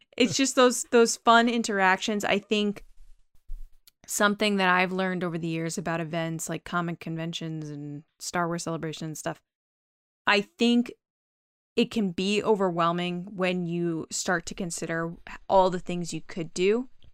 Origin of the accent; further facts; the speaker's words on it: Connecticut, United States; I'm from Connecticut